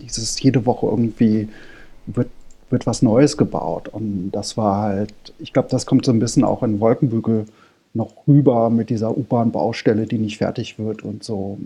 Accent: near Frankfurt am Main, Hesse, Germany; moved away as an adult; now in Berlin, Germany; ich komme ursprünglich aus äh, der Nähe von Frankfurt am Main und bin aber jetzt seit, ich glaube, 96 in Berlin.

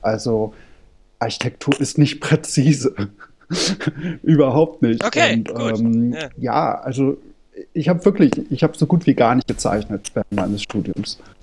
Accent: near Frankfurt am Main, Hesse, Germany; moved away as an adult; now in Berlin, Germany; ich komme ursprünglich aus äh, der Nähe von Frankfurt am Main und bin aber jetzt seit, ich glaube, 96 in Berlin.

